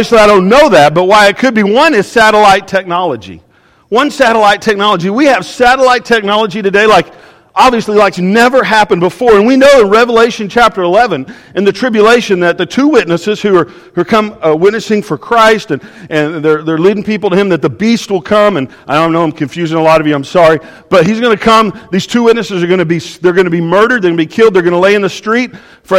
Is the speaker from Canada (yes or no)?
no; Oklahoma, United States; I'm from Oklahoma